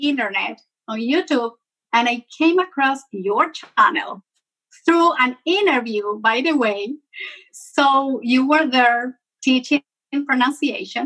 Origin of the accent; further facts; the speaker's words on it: Venezuela; first language Spanish; English is a second language; moved away as an adult; now in Atlanta, United States; I was born and raised in Venezuela. That's a country located in South America. So my native tongue is Spanish.